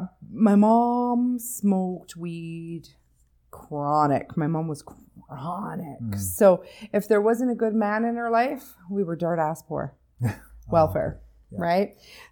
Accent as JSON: {"language": "English", "town": "Comox", "region": "British Columbia", "country": "Canada", "tie": "born or raised there", "said": "No, I was born in on Vancouver Island in the Comox Valley, born and raised there."}